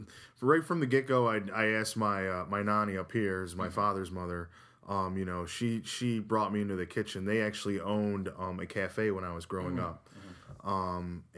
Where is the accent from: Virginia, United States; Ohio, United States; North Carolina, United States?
North Carolina, United States; born or raised there; now in Utica, United States